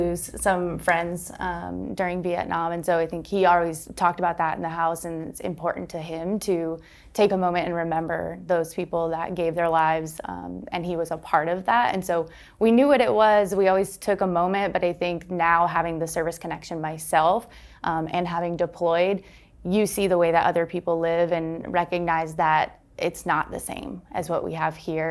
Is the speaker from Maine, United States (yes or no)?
yes; Maine, United States; moved away as an adult; also born or lived in Texas; now in Arkansas, United States; I grew up in Maine, so I started there, um, after college moved to Texas, and then now I serve here in Arkansas